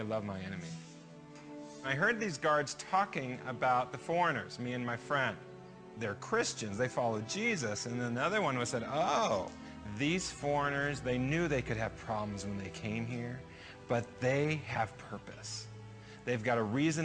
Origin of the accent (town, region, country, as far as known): United States